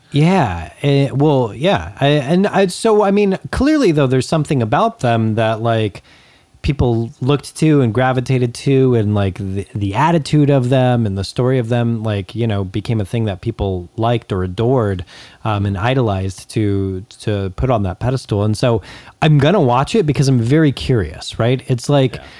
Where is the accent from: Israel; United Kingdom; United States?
United States; Acton, California; lived in the small town where I grew up in Acton, on the way to Palmdale